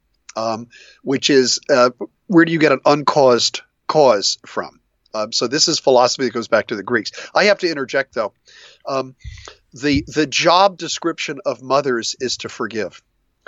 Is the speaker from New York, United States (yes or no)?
no; New Jersey, United States; I grew up in New Jersey.